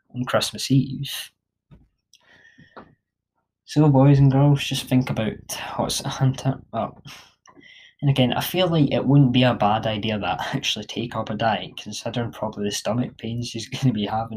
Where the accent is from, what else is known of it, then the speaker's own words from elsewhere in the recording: Scotland, United Kingdom; I'm Scottish